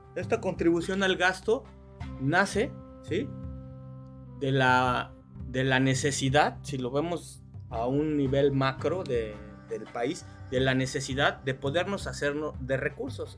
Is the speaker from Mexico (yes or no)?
yes; Mexico; nosotros como mexicanos